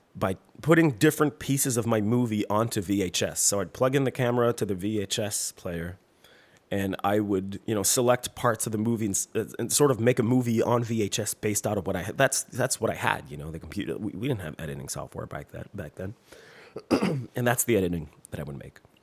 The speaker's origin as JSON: {"language": "English", "region": "Quebec", "country": "Canada", "accent": "French", "second_language": "English"}